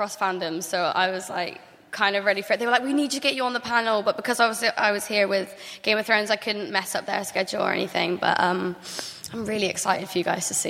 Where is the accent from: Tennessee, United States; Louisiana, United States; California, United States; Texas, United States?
Louisiana, United States; accent: Cajun; And you can hear my Louisiana accent.